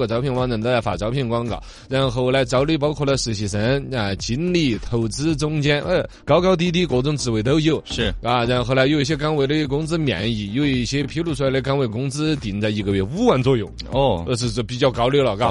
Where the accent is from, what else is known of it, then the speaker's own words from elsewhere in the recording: China; 我们中国人不怎么吃